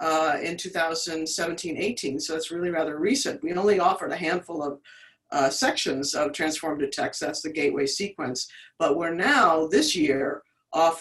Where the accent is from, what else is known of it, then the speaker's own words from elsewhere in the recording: Washington, District of Columbia, United States; moved away as an adult; now in Indiana, United States; I'm originally from the Washington, D.C. area